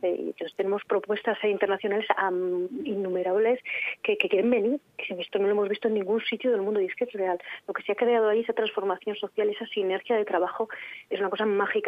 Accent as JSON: {"language": "Spanish", "area": "Arlanza area, Burgos", "region": "Castile and León", "country": "Spain", "said": "somos de Castilla y León, de la creación de, esta zona de la Arlanza, de esta zona de Burgos"}